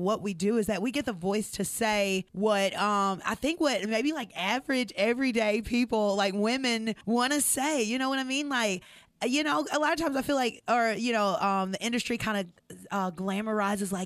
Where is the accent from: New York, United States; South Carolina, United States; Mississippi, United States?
Mississippi, United States; also born or lived in Nashville, Tennessee; We're Mississippi girls